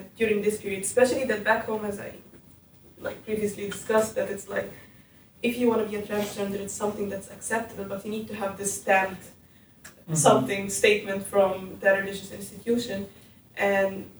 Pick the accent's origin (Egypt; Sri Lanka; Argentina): Egypt; moved away; I'm from Egypt